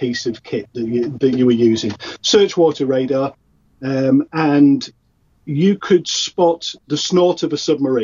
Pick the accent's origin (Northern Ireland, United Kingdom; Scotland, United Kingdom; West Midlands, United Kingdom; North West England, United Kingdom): North West England, United Kingdom; Salford; where I grew up in Salford